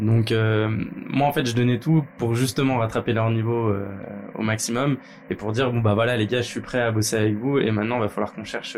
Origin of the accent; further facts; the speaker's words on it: Lyon, Auvergne-Rhône-Alpes, France; je suis lyonnais de base